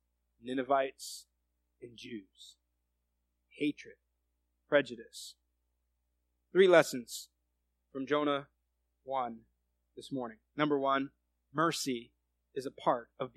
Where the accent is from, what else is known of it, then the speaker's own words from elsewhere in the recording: United States; I'm an American.